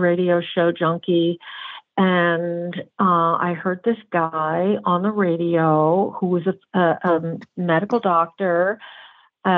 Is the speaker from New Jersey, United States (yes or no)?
yes; New Jersey, United States; I'm a Jersey girl, brown-eyed Jersey girl, and northeast